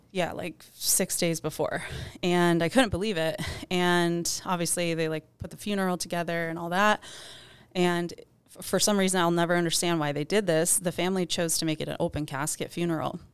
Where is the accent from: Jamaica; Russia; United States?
United States; Ann Arbor, Michigan; moved away; Originally from Ann Arbor, Michigan.